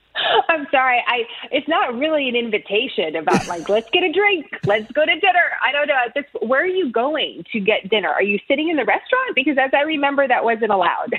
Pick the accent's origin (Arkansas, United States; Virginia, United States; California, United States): California, United States; San Francisco; now in Texas, United States; when I grew up in San Francisco